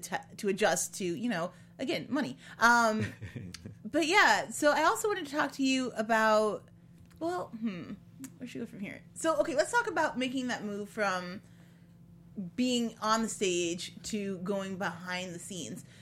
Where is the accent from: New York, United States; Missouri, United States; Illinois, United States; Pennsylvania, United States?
Illinois, United States; Ottawa; also born or lived in Chicago area, Illinois; I was born just outside of Chicago, but when mm-hmm. I was five, we moved to Ottawa, Illinois